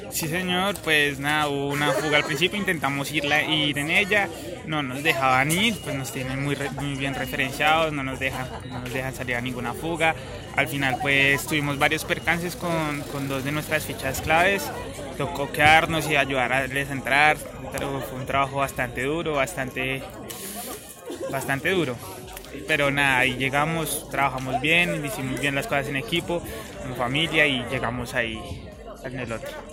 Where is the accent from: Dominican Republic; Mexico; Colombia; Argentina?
Colombia; Cundinamarca; los escarabajos que somos de Cundinamarca